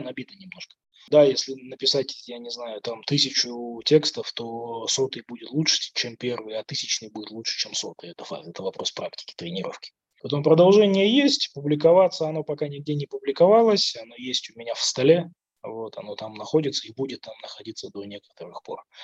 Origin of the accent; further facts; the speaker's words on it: Kazakhstan; я казах